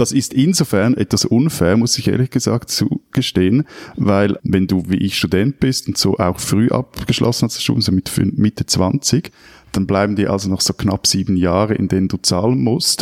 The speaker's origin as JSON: {"language": "German", "country": "Switzerland", "said": "mir als Schweizer"}